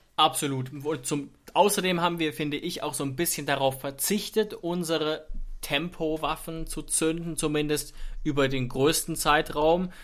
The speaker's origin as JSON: {"language": "German", "country": "Germany", "said": "weil man sich da auch als Deutscher sehr schwer tut"}